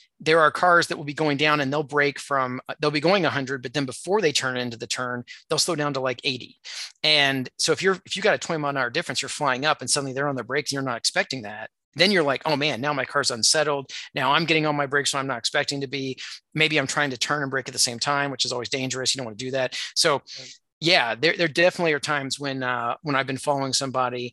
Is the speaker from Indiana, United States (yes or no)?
yes; Indiana, United States; I grew up in Indiana